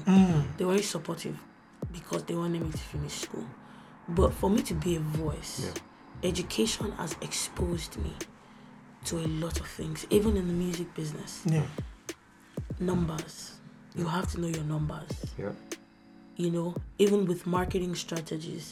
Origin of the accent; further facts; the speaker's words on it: Nigeria; moved away; also born or lived in United States; I was born in Nigeria.